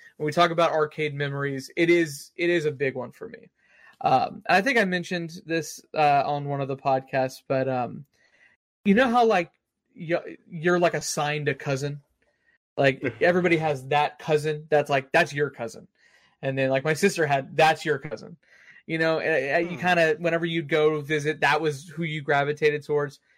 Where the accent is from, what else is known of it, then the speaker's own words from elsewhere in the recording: Austin, Texas, United States; moved away; whenever I go to Austin because I'm from Austin